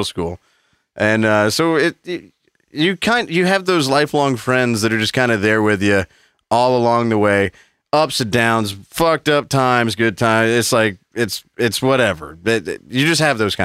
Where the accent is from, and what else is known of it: Southern United States, United States; accent: Southern